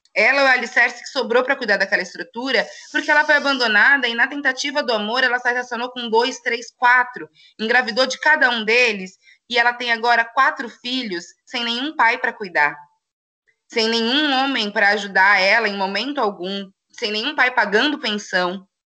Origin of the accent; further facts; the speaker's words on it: São Paulo, Brazil; moved away as an adult; now in Itajaí, Brazil; sou de São Paulo, né? Mudei para cá faz três anos